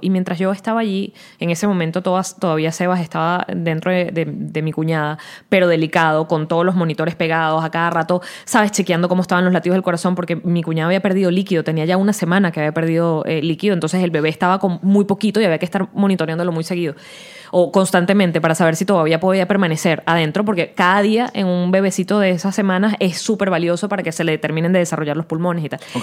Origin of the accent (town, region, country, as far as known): Venezuela